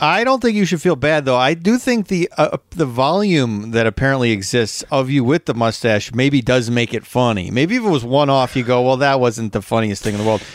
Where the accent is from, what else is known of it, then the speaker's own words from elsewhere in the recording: Midwest, United States; We're both from the Midwest